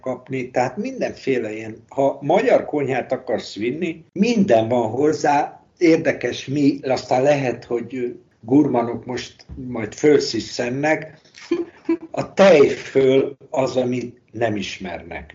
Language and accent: Hungarian; Hungary; moved away as an adult; now in Spain; magyar vagyok